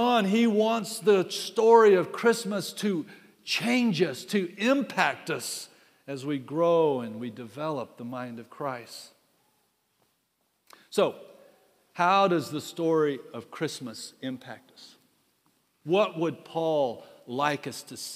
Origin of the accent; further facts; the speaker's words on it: United States; I'm an American